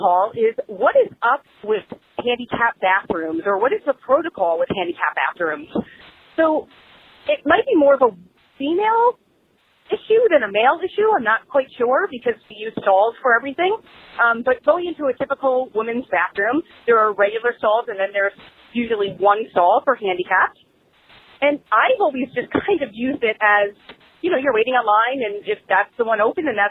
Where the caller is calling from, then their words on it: New York, United States; I am calling from New York.